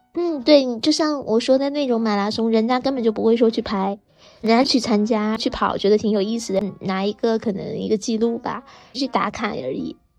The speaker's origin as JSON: {"language": "Chinese", "country": "China"}